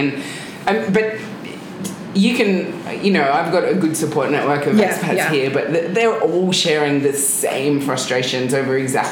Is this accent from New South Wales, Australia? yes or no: no; Melbourne, Victoria, Australia; moved away as an adult; also born or lived in Gold Coast, Australia; now in Fiji; I grew up in Melbourne, the Mornington Peninsula.